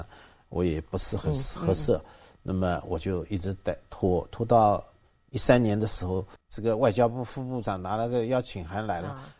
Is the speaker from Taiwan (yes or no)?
no; Zhuji, Zhejiang, China; moved away; also born or lived in New Zealand; 杭州人，那么我老家是诸暨人